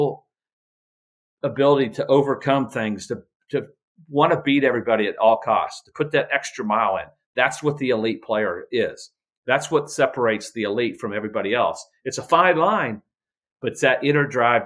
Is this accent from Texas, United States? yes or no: no; Indiana, United States; my hometown in Indiana